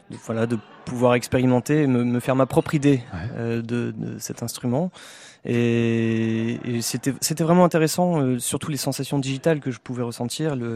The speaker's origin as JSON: {"language": "French", "town": "Béthune", "region": "Hauts-de-France", "country": "France", "also_born_or_lived": "Lille / Paris", "moved": "yes", "said": "je viens de Béthune"}